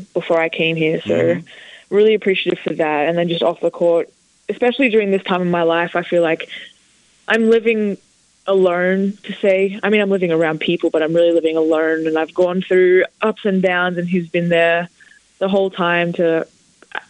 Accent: Ballarat, Victoria, Australia; now in Blacksburg, United States; I grew up in Ballarat, but I didn't live in the town. I lived on a farm

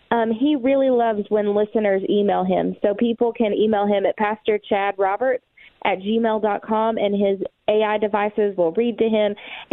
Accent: East Tennessee, United States; Growing up in the Bible Belt in East Tennessee

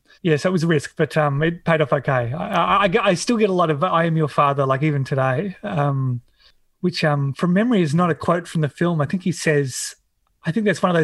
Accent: Hobart, Tasmania, Australia; I grew up in Tassie in Hobart in suburb called Glenorchy

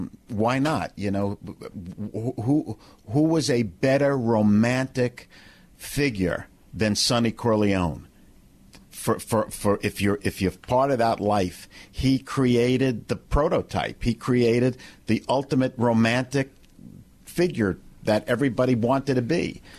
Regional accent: New York City, New York, United States; I was born in Brooklyn

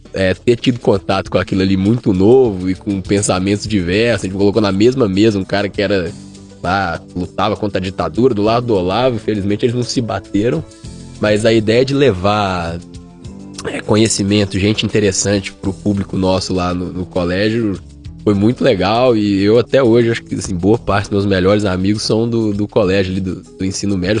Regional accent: Belo Horizonte, Minas Gerais, Brazil; moved away; eu sou de BH

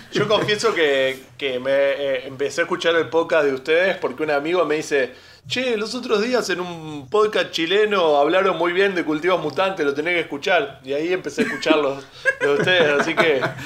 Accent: Buenos Aires, Argentina; somos de Buenos Aires, vivimos cerquita del obelisco

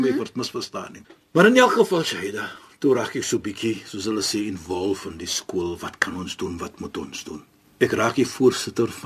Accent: Cape Town, Western Cape, South Africa; ek is van Suid-Afrika. Ja. Ek is van Kaapstad, die mooiste mooiste stad

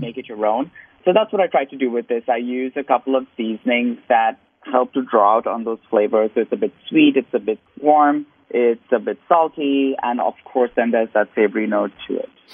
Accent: India; moved away as an adult; now in United States; growing up in India.

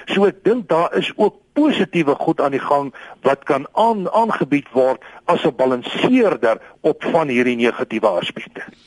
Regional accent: South Africa; ons as Suid-Afrikaners

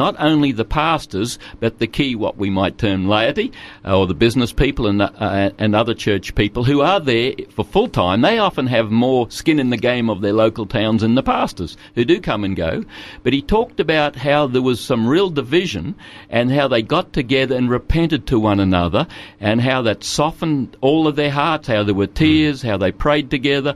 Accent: Murgon, Queensland, Australia; now in Toowoomba, Australia; I grew up in Mergen, the other side of Kingaroy, okay. And a couple thousand people

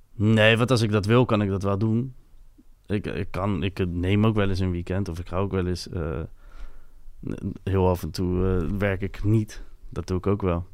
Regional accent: Capelle aan den IJssel, South Holland, Netherlands; first language French; Dutch is a second language; in Capelle, bij mij in de buurt, waren heel veel Molukse jongen

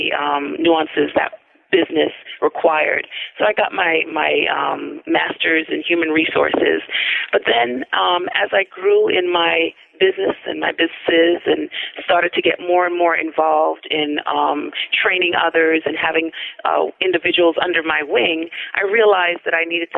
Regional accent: New York City, New York, United States; also born or lived in Albany, New York; I actually grew up in Brooklyn, New York

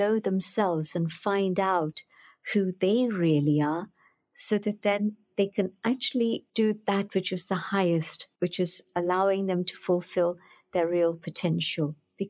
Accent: Pune, Maharashtra, India; I went knocking on the door of Dadi Janki, who later came to London, but she was there resident in my hometown of Pune.

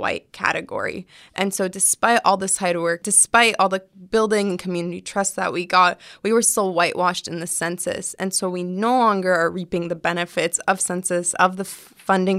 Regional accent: California, United States; my parents are Palestinian immigrants, but I was born here.

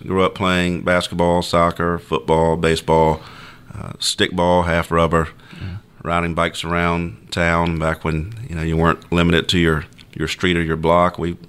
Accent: Savannah, Georgia, United States; also born or lived in Albany, Georgia; I was born in Albany, Georgia, moved here as an infant in 1982, and grew up on the south side of Savannah. Grew up off Middle Ground Road over in the Leeds Gate, Tibet area.

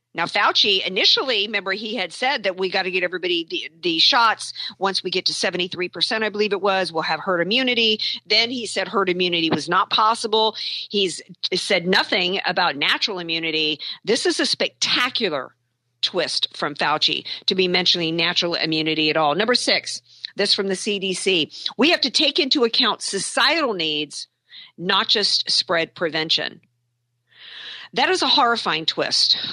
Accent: New Orleans, Louisiana, United States; I'm from New Orleans

